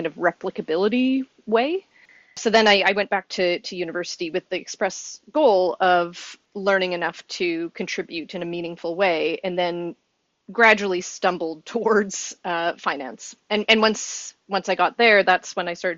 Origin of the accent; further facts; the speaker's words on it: Saskatoon, Saskatchewan, Canada; I'm from Saskatoon, Saskatchewan in Canada